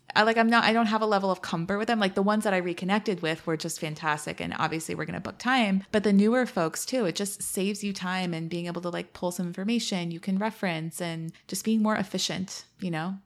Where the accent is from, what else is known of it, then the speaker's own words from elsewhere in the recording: East Bay, San Francisco Bay Area, California, United States; also born or lived in Miami; now in Washington, D.C., United States; I was born in the city, and then I grew up in East Bay